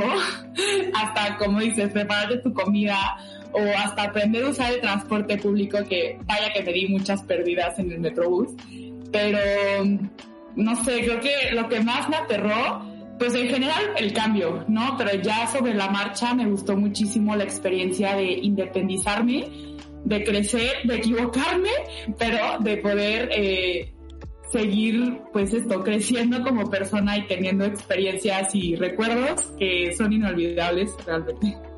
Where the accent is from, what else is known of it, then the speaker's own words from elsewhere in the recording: Monterrey, Nuevo León, Mexico; moved away as an adult; now in Mexico City, Mexico; soy de Monterrey, me vine a la Ciudad de México hace cinco años a empezar la carrera de comunicación.